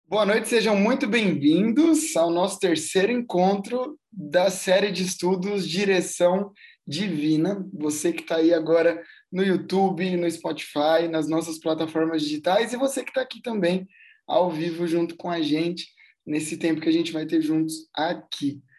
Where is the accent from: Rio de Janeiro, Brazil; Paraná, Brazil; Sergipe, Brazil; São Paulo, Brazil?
São Paulo, Brazil; São Bernardo do Campo; also born or lived in Santo André; eu nasci em Santo André, mas eu moro em São Bernardo a vida inteira